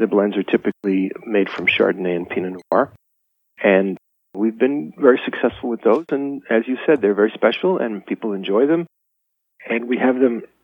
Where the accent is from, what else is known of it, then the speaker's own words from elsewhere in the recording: Los Angeles, California, United States; moved away as an adult; now in Napa, United States; I was an urbanite from Los Angeles